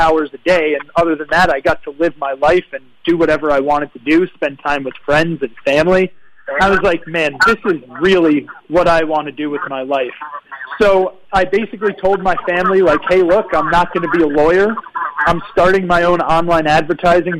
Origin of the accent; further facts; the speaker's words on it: New York, United States; moved away as an adult; also born or lived in Virgin Islands; now in Puerto Rico; I'm from New York. I was born in New York